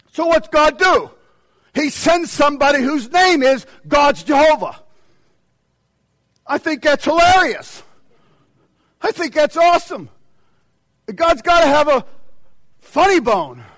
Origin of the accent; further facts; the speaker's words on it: United States; as an American